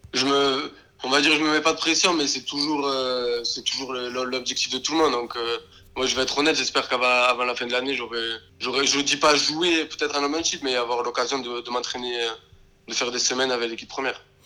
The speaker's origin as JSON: {"language": "French", "town": "Béziers", "region": "Occitania", "country": "France", "tie": "born or raised there", "also_born_or_lived": "Lignan-sur-Orb", "moved": "as an adult", "lives_now": "England", "said": "Je viens de Béziers, j'ai commencé dans le club à côté de Béziers, un petit village qui s'appelle Lignan, jusqu'à à peu près mes 11 ans"}